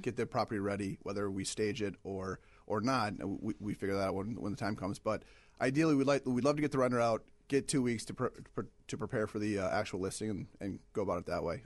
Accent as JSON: {"language": "English", "region": "Michigan", "country": "United States", "also_born_or_lived": "Ohio", "moved": "as an adult", "lives_now": "Chicago, United States", "said": "I'm originally from Michigan"}